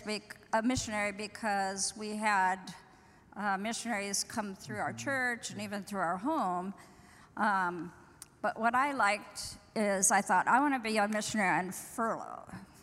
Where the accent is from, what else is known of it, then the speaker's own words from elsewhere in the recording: Northwest Washington, United States; also born or lived in Midwest, United States; I grew up in the Midwest and then Northwest Washington.